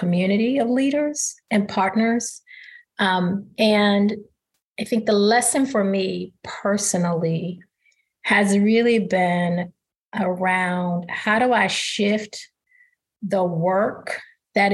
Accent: East St. Louis, Illinois, United States; my hometown of East St. Louis

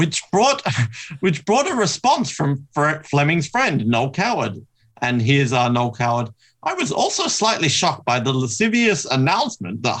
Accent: Australia; I'm Australian

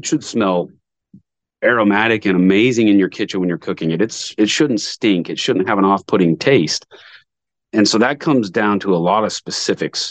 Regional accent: Montana, United States; moved away; I hadn't lived here very long. I'm from Montana.

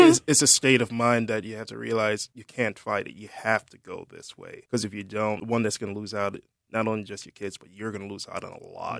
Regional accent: Jamaica; moved away; also born or lived in Germany; I'm originally from Jamaica

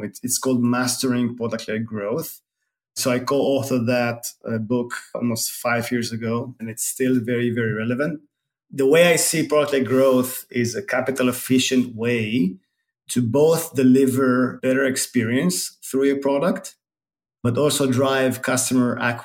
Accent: Tel Aviv, Tel Aviv District, Israel; moved away as an adult; now in San Francisco Bay Area, United States; I was born in Tel Aviv, Israel, and moved to the Bay 10 years ago.

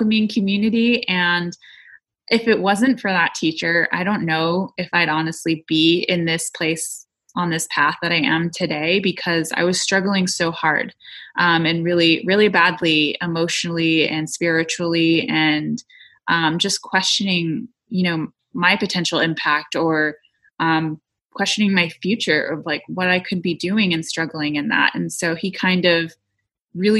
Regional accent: United States; moved away; I am Lakota. I am an Indigenous woman. I come from Kuichasha Oyate

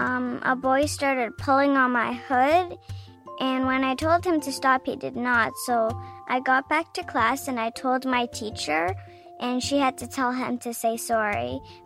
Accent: Toronto, Ontario, Canada; I'm 8 years old and I'm from Toronto, Ontario.

